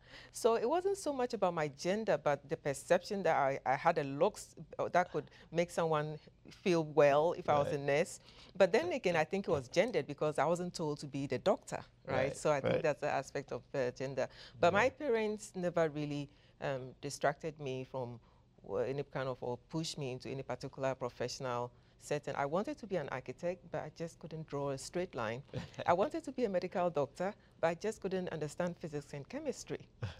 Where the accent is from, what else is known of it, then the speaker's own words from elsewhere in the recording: Ghana; He was a military colonel in Ghana.